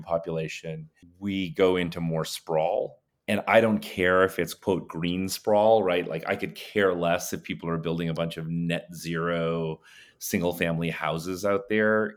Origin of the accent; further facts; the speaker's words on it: India; moved away; I was born in India